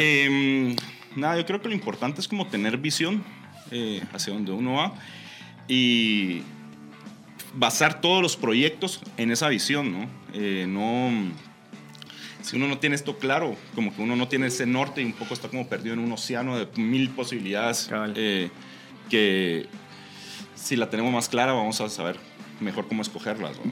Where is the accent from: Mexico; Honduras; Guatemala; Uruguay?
Guatemala; moved away as an adult; nosotros como chapines nos hace falta sentir eh, la chapinidad